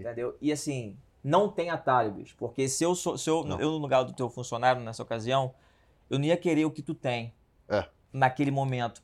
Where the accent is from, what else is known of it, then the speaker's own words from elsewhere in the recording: Rio de Janeiro, Brazil; eu vim do Meier, né? Do subúrbio do Rio de Janeiro, sou carioca